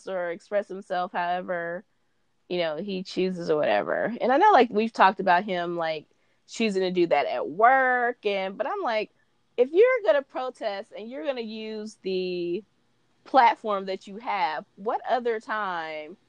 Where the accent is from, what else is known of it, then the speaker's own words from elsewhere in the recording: West Coast, United States; we're from the West Coast.